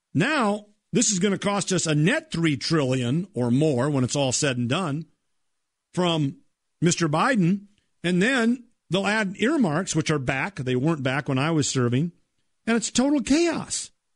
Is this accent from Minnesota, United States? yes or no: yes; Minnesota, United States; my home state of Minnesota